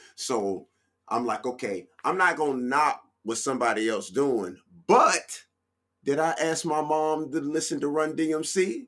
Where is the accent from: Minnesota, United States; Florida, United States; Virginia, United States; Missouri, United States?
Virginia, United States; Norfolk; I am from Norfolk, Virginia, VA 804 757